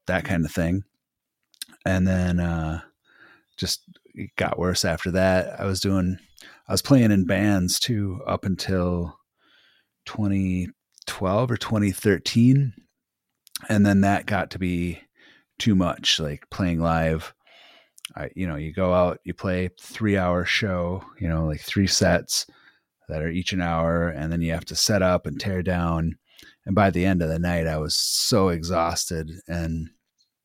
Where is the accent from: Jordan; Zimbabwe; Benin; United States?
United States; Wisconsin; also born or lived in Minnesota; I'm from Wisconsin. I've kind of been raised around the area, bounced around a little bit when I was a kid, Minnesota, Wisconsin, but always from this part of the Midwest